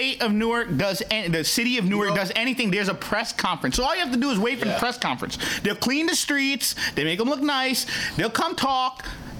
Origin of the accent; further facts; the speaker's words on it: Sri Lanka; I'm from Sri Lanka.